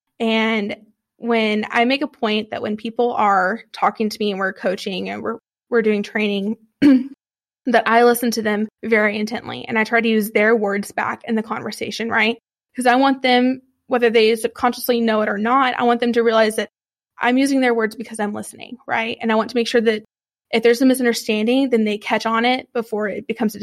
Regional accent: Texas, United States; I'm from Texas

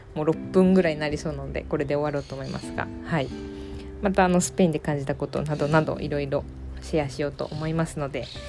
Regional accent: Japan; moved away as an adult; also born or lived in Philippines / France / Hungary / Poland; now in Spain; 生まれと育ちは日本

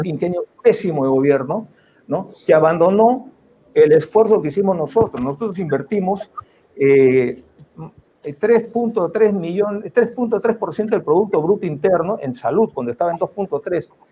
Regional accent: Peru; como peruanos

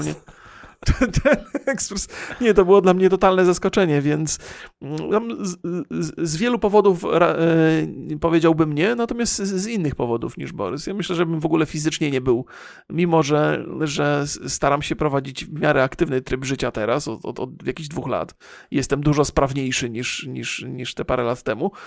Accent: Bolesławiec, Lower Silesian Voivodeship, Poland; ja już się urodziłem w Bolesławcu

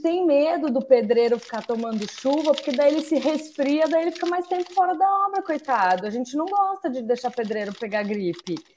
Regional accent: São Paulo, Brazil; eu sou de São Paulo

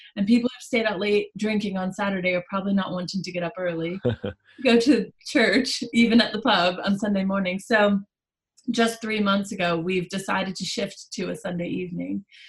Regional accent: United States; accent: American; moved away as an adult; now in Stafford, United Kingdom; by the accent, we will address that I'm an American. I moved to Stafford about a year and a half ago

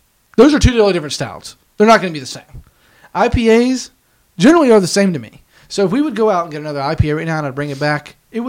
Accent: India; That's where I'm from. I'm from India.

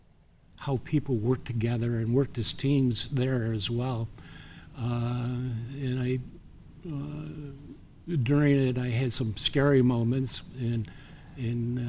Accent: Horseheads, New York, United States; now in Oneonta, United States; I decided on Ithaca College because it was close to my hometown of Horseheads, New York

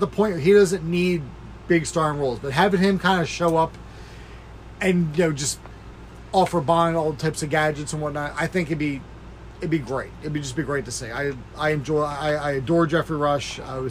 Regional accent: United States; being an American

